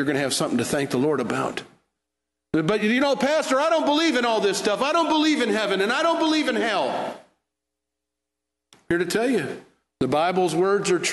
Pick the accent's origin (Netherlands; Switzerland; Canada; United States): United States; Michigan; now in Fort Worth, United States; I was raised in the North